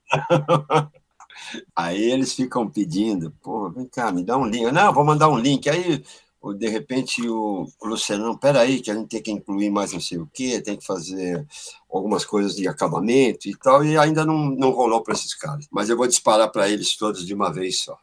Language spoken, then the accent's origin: Portuguese; São Paulo, Brazil; eu sou do bairro da Pompeia, que é o berço do rock brasileiro, aqui onde nasceram os …